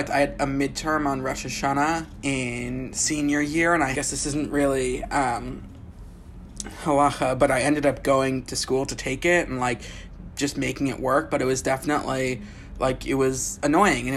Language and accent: English; Bay Area, California, United States; I grew up in the Bay Area